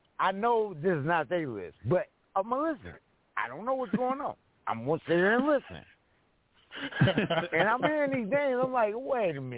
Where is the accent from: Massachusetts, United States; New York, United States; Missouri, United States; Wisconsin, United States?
Missouri, United States; St. Louis; I'm from St. Louis, Missouri. That's where I was born and raised